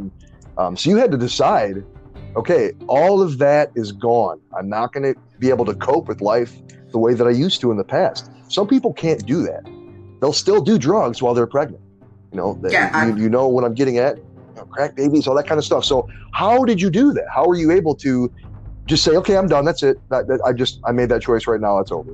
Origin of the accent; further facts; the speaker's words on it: Detroit, Michigan, United States; also born or lived in New Orleans, Louisiana; when I was 10, I moved from New Orleans to uh, Detroit, where my mom's family was.